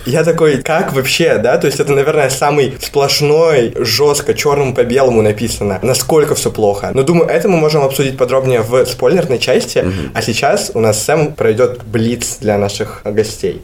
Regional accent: Kyrgyzstan; мы сами из Кыргызстана

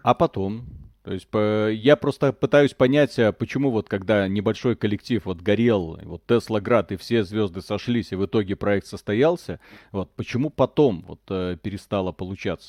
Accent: Belarus; я, парень из Беларуси

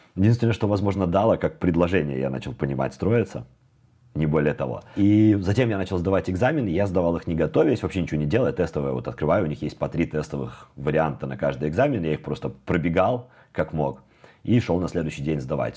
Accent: Minsk, Belarus; moved away as an adult; now in Amsterdam, Netherlands; я родился в Беларуси, сейчас я нахожусь в Амстердаме, и я переехала сюда из Минска в начале 2015 года.

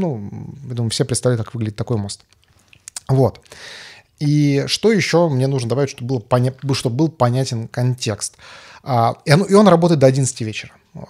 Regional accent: Karaganda, Karaganda Region, Kazakhstan; moved away; я там вырос в Караганде

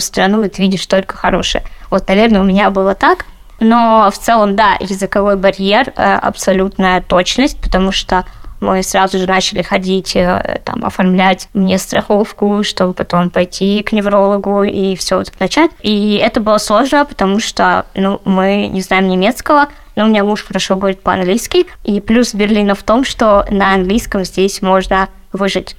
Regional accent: Melitopol, Zaporizhzhia Oblast, Ukraine; moved away as an adult; also born or lived in Lipetsk, Russia / Moscow, Russia; now in Berlin, Germany; я э, родом из Украины и переехала в Россию, когда мне было 23

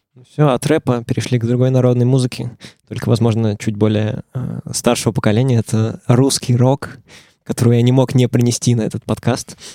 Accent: Saint Petersburg, Russia; я из Питера

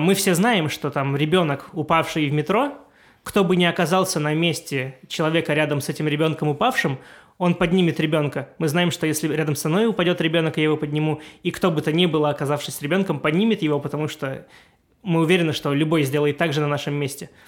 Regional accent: Siberia, Russia; moved away; Я сам из Сибири изначально

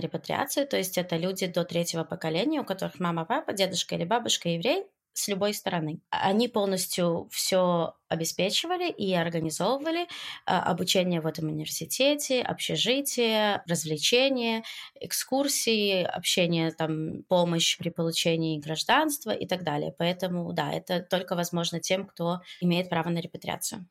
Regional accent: Belarus; moved away as an adult; now in Israel; я приехала из Беларуси в Израиль

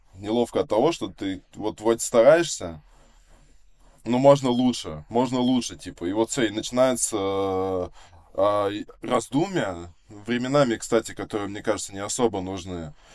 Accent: Vsevolozhsk, Leningrad Oblast, Russia; Я коренной житель Ленинградской области чистокровный. Да, типа, да, я, я, я родился, да, во Всеволожске, эм, и получается, ну, вот уже как 23 года живу, вот, э, получается, в соседнем поселке от э, города

